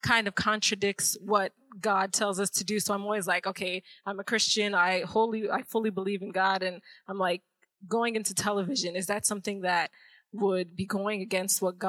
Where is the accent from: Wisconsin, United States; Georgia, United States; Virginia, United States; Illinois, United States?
Illinois, United States; Chicago; I am from Chicago, Illinois